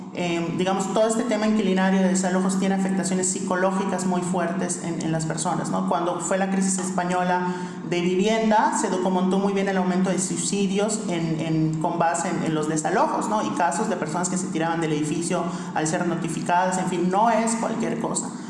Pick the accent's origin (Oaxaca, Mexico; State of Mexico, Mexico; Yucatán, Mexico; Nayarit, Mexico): Yucatán, Mexico; en Yucatán, que es de donde soy